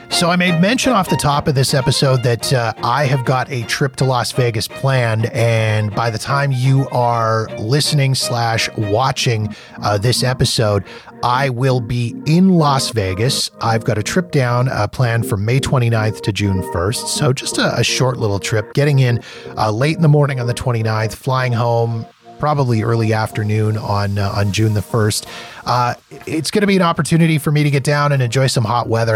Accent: Calgary, Alberta, Canada; I was from Calgary, um, Alberta

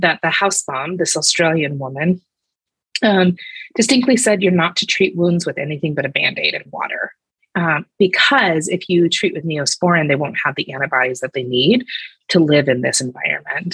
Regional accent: United States; moved away as an adult; also born or lived in Cambodia; I'm the only American on my team

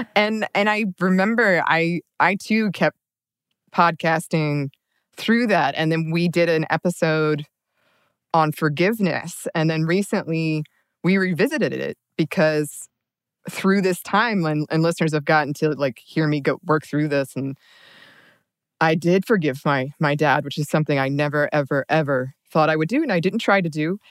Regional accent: the South, United States; moved away; a woman raised in kind of this like southern small town

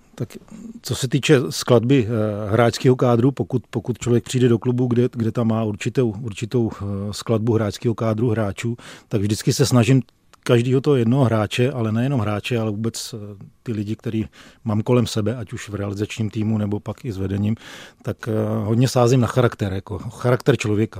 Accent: Plasy, Plzeň Region, Czechia; já pocházím, eh, z Plzeňska, narodil jsem se v Plzni, ale vyrůstal jsem kousek, eh, v městečku vedle Plzně, v městečku Plasy

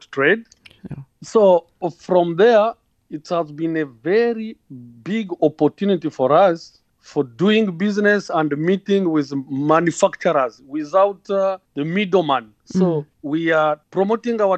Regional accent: Rwanda; I'm from Rwanda and I'm in two sectors

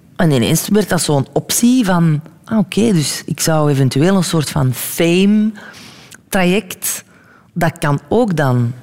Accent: Belgium; also born or lived in New York, United States; hier in België kan ik alles spelen

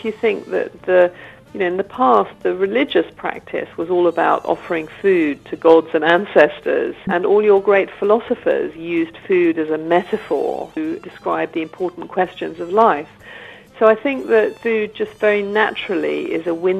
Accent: Oxford, South East England, United Kingdom; I grew up in Oxford, which is a very academic city

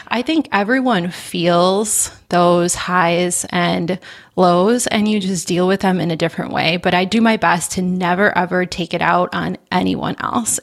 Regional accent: Midwest, United States; I am a Midwesterner through and through

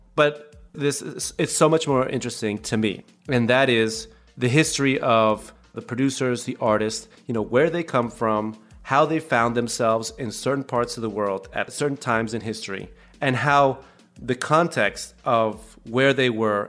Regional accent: Venezuela; also born or lived in Caracas; when I was growing up in Venezuela

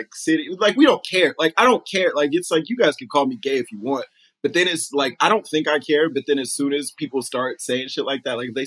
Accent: Texas, United States; moved away; I'm from Texas. I grew up there.

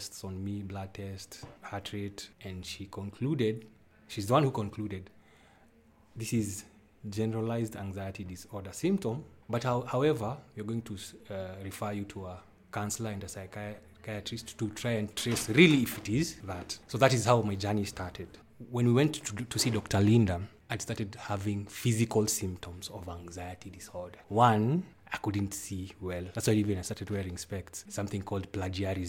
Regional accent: Nairobi, Kenya; now in Limuru, Kenya; I stay in Limuru, but I was born in Nairobi

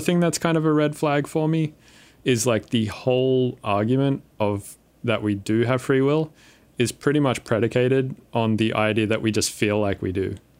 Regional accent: Windsor, New South Wales, Australia; I grew up in Windsor, which is, like, just the worst place.

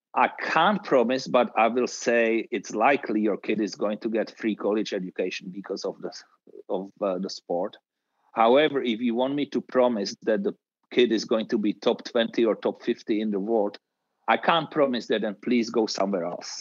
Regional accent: Czechia; growing up in Czechoslovakia in the tennis environment

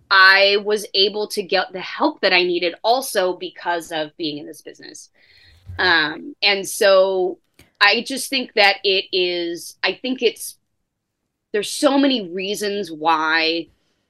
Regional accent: Orange County, California, United States; I grew up in Orange County, again, in a nice neighborhood

